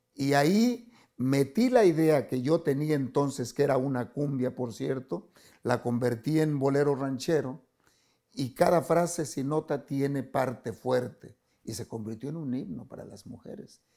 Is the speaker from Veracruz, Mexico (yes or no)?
yes; Catemaco, Veracruz, Mexico; moved away; mi pueblo, Catemaco, tiene una laguna preciosa